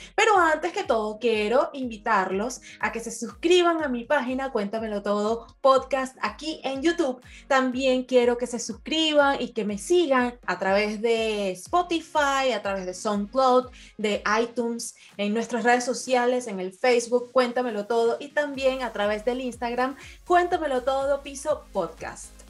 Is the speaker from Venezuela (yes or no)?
yes; Venezuela; now in Portugal; todos los venezolanos aquí en Portugal estamos conectadísimos